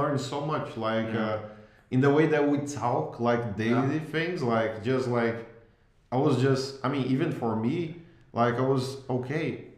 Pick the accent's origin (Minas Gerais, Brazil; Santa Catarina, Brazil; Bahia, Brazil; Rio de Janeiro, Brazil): Rio de Janeiro, Brazil; São Gonçalo; I grew up in the San Gonzalo